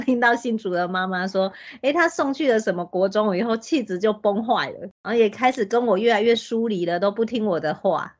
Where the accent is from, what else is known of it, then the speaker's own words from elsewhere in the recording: Hsinchu, Taiwan; 我嗯们新竹这边也是有一些选择，经营比较久了，我们这边是曙光，是一个天主教的私校